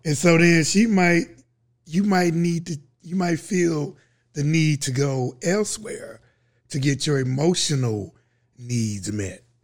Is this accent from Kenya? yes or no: no; Texas, United States; I'm Texan